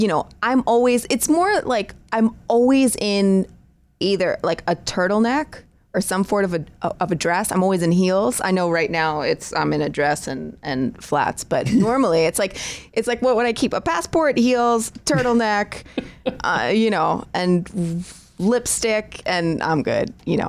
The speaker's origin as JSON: {"language": "English", "region": "New York", "country": "United States", "said": "I mean, I'm still a New Yorker."}